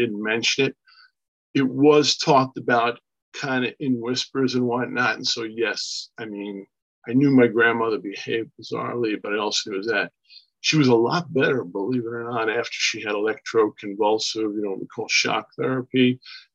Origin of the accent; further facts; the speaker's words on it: Long Island, New York, United States; also born or lived in Brooklyn, New York; I was born in Brooklyn, New York, and raised here on Long Island, New York